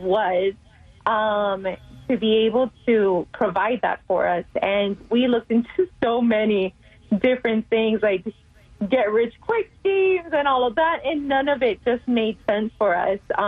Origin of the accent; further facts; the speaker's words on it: Miami, Florida, United States; also born or lived in Puerto Rico; now in Tulsa, United States; pretty much raised in Miami, Florida for my entire life